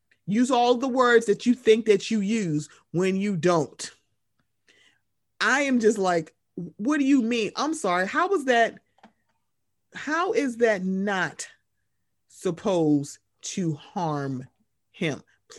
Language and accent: English; Moncks Corner, South Carolina, United States; especially his family in my hometown of Monk's Corner, South Carolina.